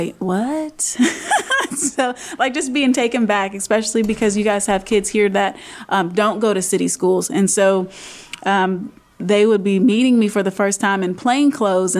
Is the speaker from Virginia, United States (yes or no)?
yes; Roanoke, Virginia, United States; I was raised here in Roanoke City